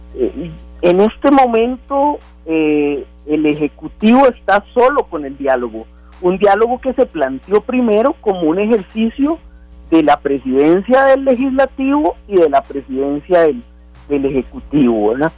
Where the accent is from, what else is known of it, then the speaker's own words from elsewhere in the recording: Costa Rica; como costarricenses